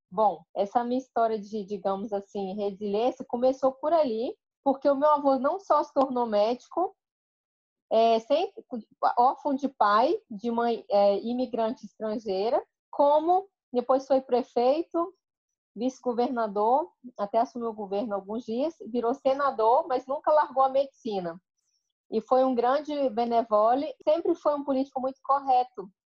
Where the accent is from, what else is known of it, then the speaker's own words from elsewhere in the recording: Colatina, Espírito Santo, Brazil; moved away; eu sou brasileira, nasci no interior do Espírito Santo, uma cidade chamada Colatina